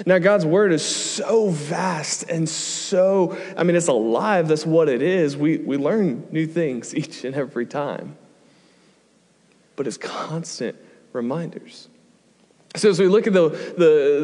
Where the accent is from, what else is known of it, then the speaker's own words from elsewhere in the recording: United States; moved away as an adult; we're from America